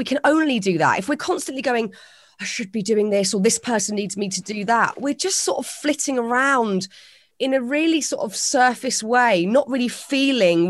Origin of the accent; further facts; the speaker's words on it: United Kingdom; It's a very British thing to sort of not say what we're thinking and smile and nod